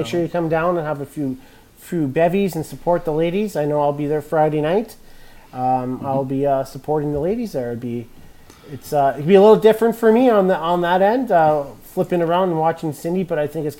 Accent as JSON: {"language": "English", "region": "Alberta", "country": "Canada", "said": "we're from Alberta"}